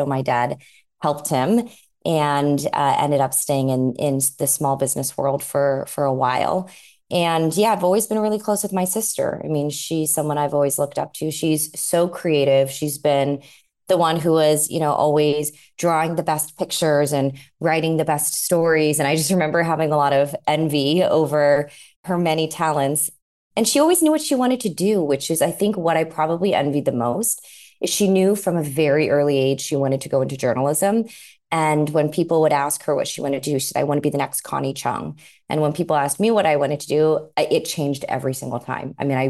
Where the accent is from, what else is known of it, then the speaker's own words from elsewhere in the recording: San Diego, California, United States; moved away as an adult; now in New York, United States; San Diego is an incredible place to grow up.